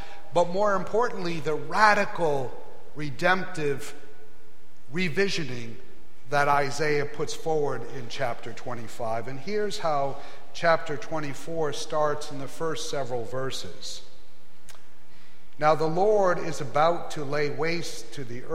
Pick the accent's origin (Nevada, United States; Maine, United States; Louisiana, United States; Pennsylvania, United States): Maine, United States; moved away as an adult; also born or lived in Ohio; I grew up in Maine